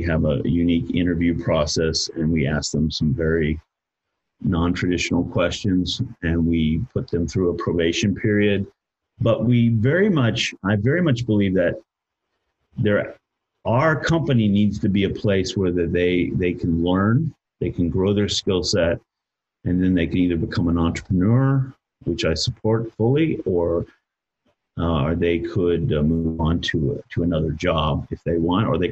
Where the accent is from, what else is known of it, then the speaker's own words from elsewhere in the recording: United States; I'm an American